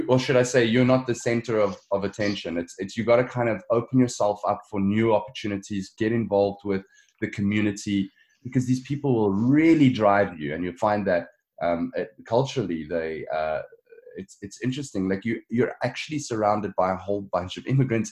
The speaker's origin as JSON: {"language": "English", "town": "Johannesburg", "region": "Gauteng", "country": "South Africa", "tie": "born or raised there", "moved": "as an adult", "lives_now": "Ontario, Canada", "said": "I grew up in Johannesburg"}